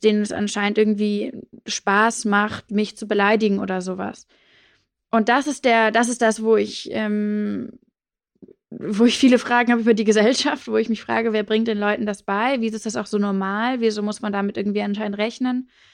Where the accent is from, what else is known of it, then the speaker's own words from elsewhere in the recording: Hamburg, Germany; also born or lived in South of England; ich bin aufgewachsen in Hamburg, ähm, so eher am Stadtrand